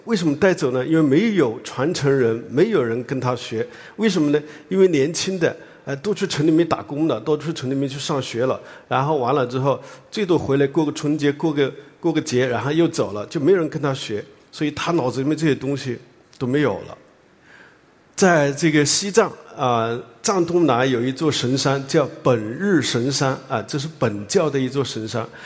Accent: Hunan, China; moved away as an adult; also born or lived in Yunnan; now in Beijing, China; 我呢，是在湖南长大的

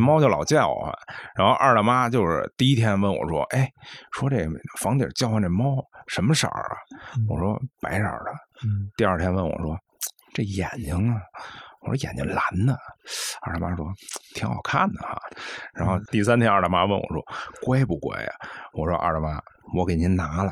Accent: Beijing, China; 我作为一个北京人啊嗯，我，我这个欢迎了三十八年

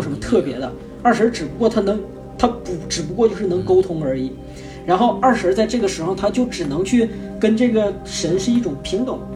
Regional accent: Northeast China, China; accent: Northeastern (Dongbei) dialect; 我们东北话

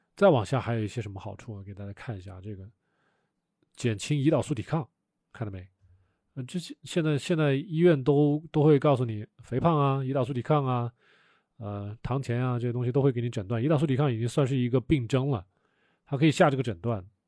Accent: Wuhan, Hubei, China; 我以前小时候在武汉长大的

